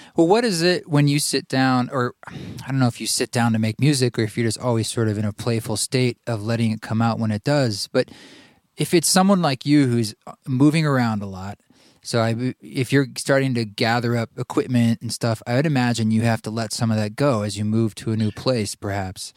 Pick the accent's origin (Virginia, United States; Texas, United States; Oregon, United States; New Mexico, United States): Oregon, United States; Salem; now in Boise, United States; you and I both grew up in Oregon. I grew up in Salem